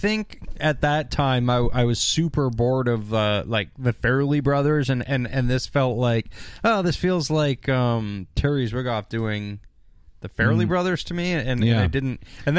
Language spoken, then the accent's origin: English; Canada; as a Canadian.